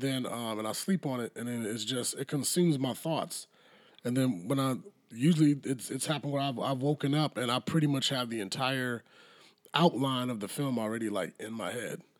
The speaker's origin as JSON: {"language": "English", "region": "South Carolina", "country": "United States", "tie": "born or raised there", "said": "right here in my home state"}